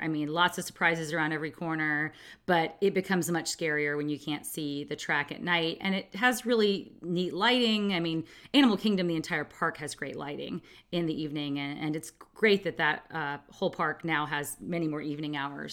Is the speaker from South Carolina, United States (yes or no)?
no; California, United States; a Californian